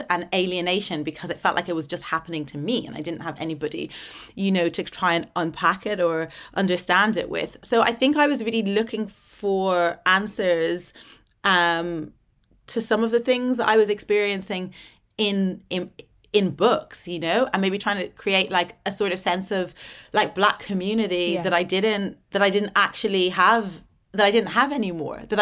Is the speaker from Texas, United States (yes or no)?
no; Atlanta, Georgia, United States; also born or lived in Dublin; So like I was born in Dublin, but um as soon as I was born we moved to Atlanta Georgia in the American South, right.